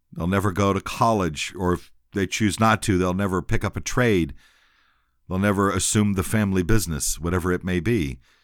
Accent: San Antonio, Texas, United States; also born or lived in Shreveport, Louisiana / Seguin, Texas; I grew up in San Antonio, went to school, went to elementary school, went to junior high school, went to high school

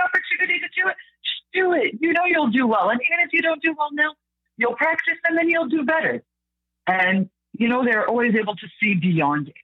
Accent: Mississauga, Ontario, Canada; I was raised in Mississauga

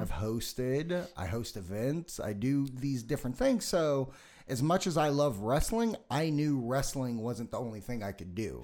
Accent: Las Vegas, Nevada, United States; I'm from Vegas.

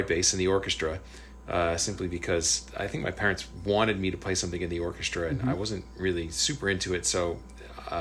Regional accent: New Jersey, United States; moved away as an adult; also born or lived in Berkeley / Los Angeles; in my high school class in New Jersey

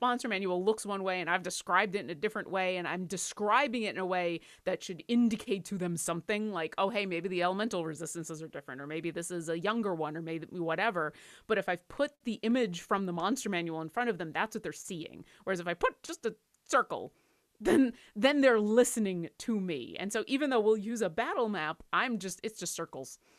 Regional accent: Seattle, Washington, United States; I'm from Seattle.

